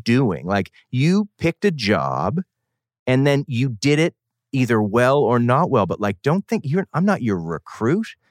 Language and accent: English; Boston, Massachusetts, United States; moved away as an adult; now in San Francisco, United States; I come from Boston, outside of Boston, New England, boarding school